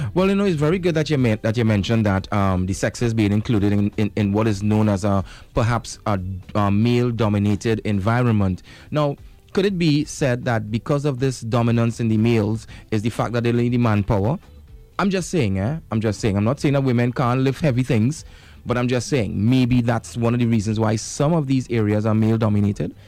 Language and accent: English; Trinidad & Tobago; as a Trinidadian